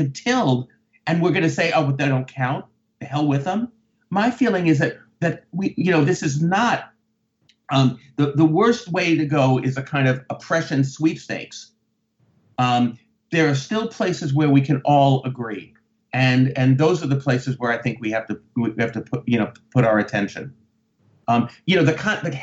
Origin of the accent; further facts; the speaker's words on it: United States; being an American